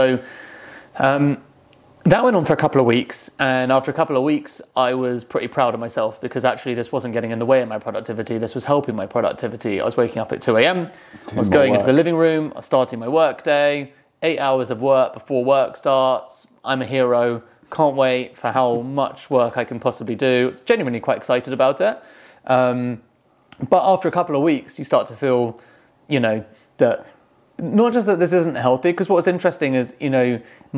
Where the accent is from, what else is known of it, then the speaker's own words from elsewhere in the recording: England, United Kingdom; I'm English